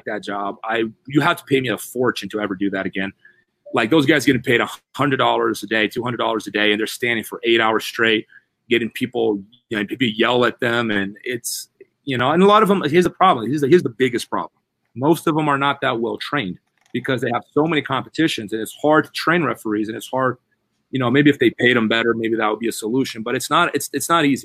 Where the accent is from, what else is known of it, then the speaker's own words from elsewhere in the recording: Brazil; moved away; I grew up in Brazil.